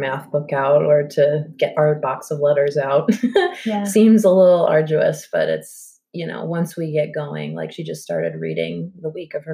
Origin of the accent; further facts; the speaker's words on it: Long Island, New York, United States; now in Alfred, United States; where I'm from Long Island